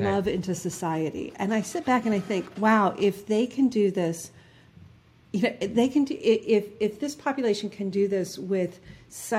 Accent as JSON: {"language": "English", "town": "Selma", "region": "Alabama", "country": "United States", "tie": "born or raised there", "also_born_or_lived": "New Jersey / Boston", "accent": "New Jersey", "moved": "yes", "said": "I grew up in Selma, Alabama"}